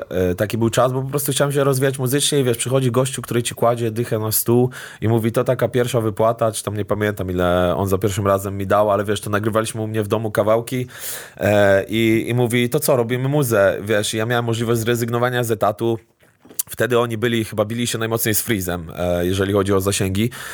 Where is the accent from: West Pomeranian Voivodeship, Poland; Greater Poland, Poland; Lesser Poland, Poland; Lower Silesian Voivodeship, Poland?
West Pomeranian Voivodeship, Poland; Stargard; moved away as an adult; now in Warsaw, Poland; do Stargardu, do mojej rodzinnej miejscowości